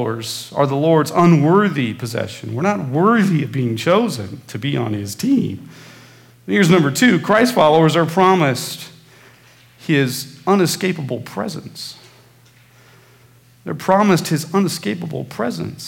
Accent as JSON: {"language": "English", "region": "Midwest", "country": "United States", "tie": "born or raised there", "said": "when I was growing up in the Midwest"}